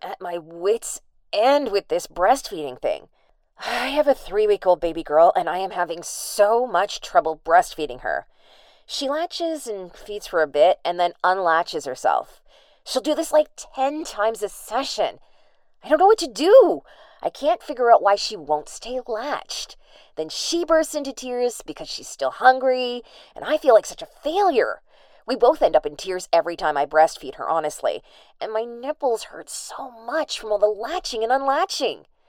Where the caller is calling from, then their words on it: Hartford, Connecticut, United States; I'm calling in from Hartford, Connecticut